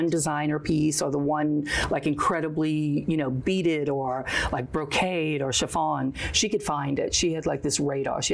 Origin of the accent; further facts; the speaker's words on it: New Orleans, Louisiana, United States; growing up in New Orleans